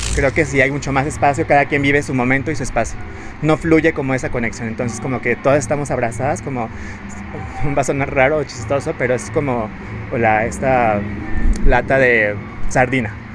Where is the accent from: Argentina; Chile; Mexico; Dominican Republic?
Mexico; Ecatepec, State of Mexico; yo soy de Catepec, siempre he vivido aquí, he crecido, eh, me he desarrollado aquí